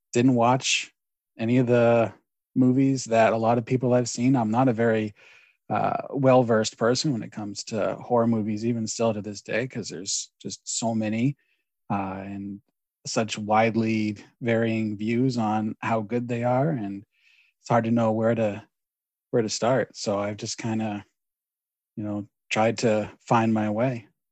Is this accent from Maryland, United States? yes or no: no; Maine, United States; I'm born and raised in Maine.